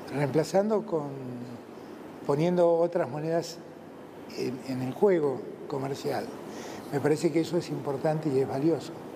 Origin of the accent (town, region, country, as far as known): Argentina